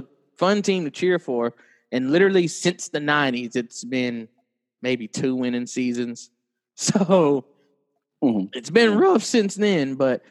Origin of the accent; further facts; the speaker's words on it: New York, United States; as a New Yorker, as a fan of a New York team